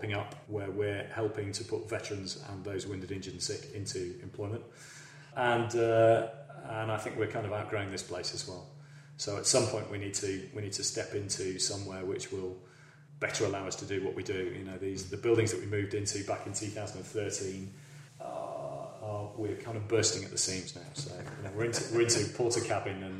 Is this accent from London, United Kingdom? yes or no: no; Yorkshire and the Humber, United Kingdom; moved away; I'm a Yorkshireman, so, you know, for the fact that I'm sat here in Oxfordshire